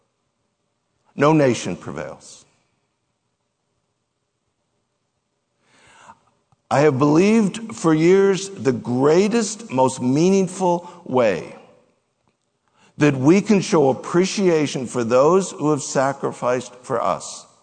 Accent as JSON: {"language": "English", "country": "United States", "said": "that we have had as Americans, that we have had as American Christians"}